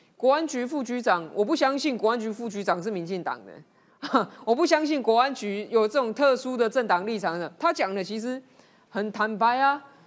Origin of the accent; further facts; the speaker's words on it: Taiwan; 不要说我们台湾人去到中国，如果是经商或旅游或读书